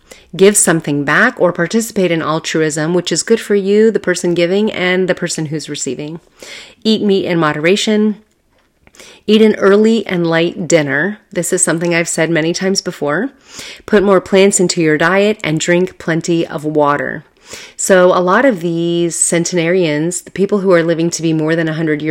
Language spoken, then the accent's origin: English; Southern California, United States; I'm from Southern California, and let me tell you, it is a huge metropolis.